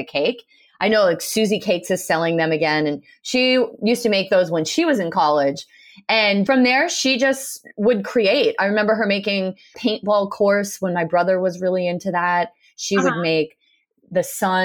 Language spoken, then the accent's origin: English; Rhode Island, United States; I grew up in Rhode Island